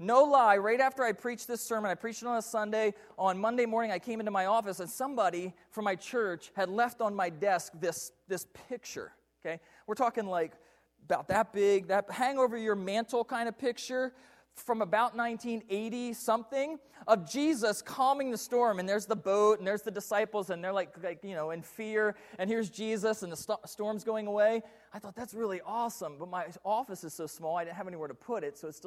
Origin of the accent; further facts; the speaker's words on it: Delaware, United States; now in Puyallup, United States; I grew up in the state of Delaware.